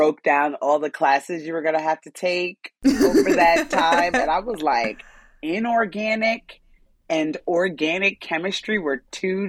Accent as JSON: {"language": "English", "town": "Union", "region": "New Jersey", "country": "United States", "tie": "born or raised there", "said": "I grew up in New Jersey. I'm a Jersey girl from Union, New Jersey."}